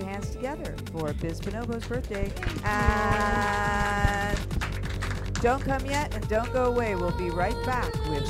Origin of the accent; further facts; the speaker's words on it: Philadelphia, Pennsylvania, United States; I'm from Philly, but it's a different spelling.